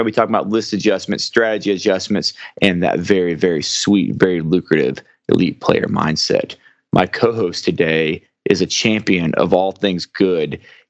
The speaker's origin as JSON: {"language": "English", "region": "Arkansas", "country": "United States", "tie": "born or raised there", "said": "my home state of Arkansas."}